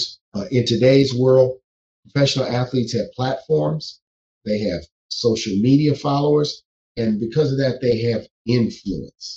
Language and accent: English; New Orleans, Louisiana, United States; I'm from the South, I'm from New Orleans.